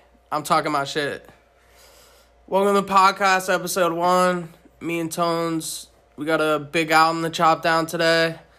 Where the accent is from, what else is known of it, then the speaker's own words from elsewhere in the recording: New Jersey, United States; now in Los Angeles, United States; I'm from New Jersey. We're both out in LA now.